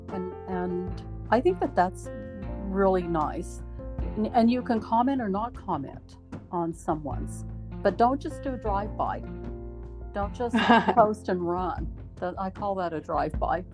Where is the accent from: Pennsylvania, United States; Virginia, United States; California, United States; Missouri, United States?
Missouri, United States; Southwest; now in Idaho, United States; growing up in Southwest Missouri and being a Missouri hillbilly